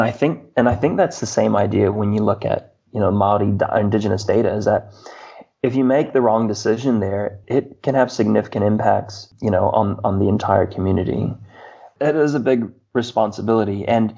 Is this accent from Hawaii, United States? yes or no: yes; Hawaii, United States; I am a Hawaiian and I have a kuleana. I have a responsibility to Hawaii.